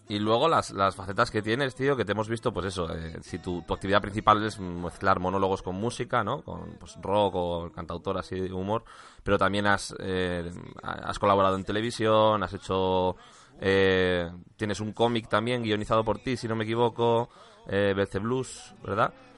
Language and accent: Spanish; Valladolid, Castile and León, Spain; moved away as an adult; now in Madrid, Spain; yo soy de Valladolid, ¿eh? yo llevo en Madrid ocho años